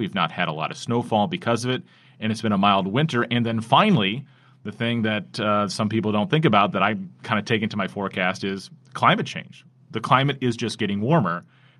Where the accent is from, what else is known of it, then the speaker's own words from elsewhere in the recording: South Bend, Indiana, United States; especially living here. I grew up here in South Bend, so I've only known lake effect snow.